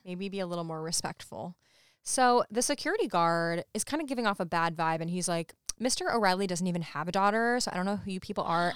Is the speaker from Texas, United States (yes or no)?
no; Saratoga Springs, New York, United States; we are all from Saratoga Springs